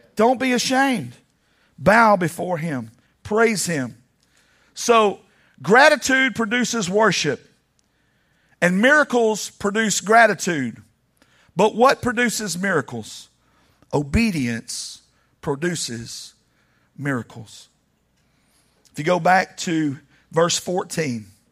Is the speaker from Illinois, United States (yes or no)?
no; Laredo, Texas, United States; I was born in Laredo